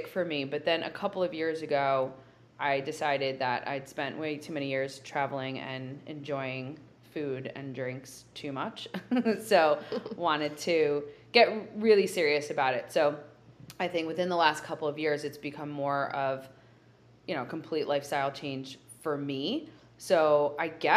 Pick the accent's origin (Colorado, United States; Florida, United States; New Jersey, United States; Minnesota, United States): New Jersey, United States; growing up in New Jersey and living, I would say, like a pretty sheltered life.